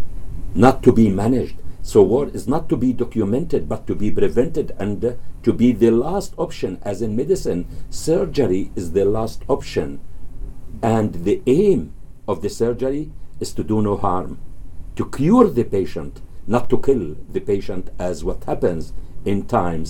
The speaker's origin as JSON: {"language": "English", "region": "Gaza Strip", "country": "Palestine", "moved": "yes", "lives_now": "Canada", "said": "who lived in the Gaza Strip"}